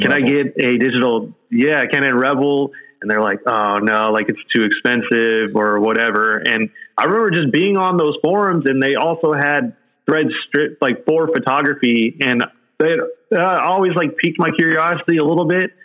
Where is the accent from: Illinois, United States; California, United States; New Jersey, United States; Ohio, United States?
California, United States; San Jose; also born or lived in Oahu; now in San Francisco, United States; I grew up in San Jose, which is like an hour south of here.